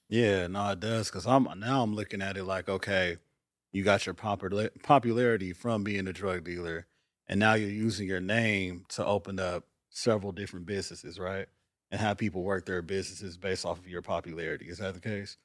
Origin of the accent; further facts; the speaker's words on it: Los Angeles, California, United States; moved away; also born or lived in Atlanta, Georgia; growing up in South Central at the time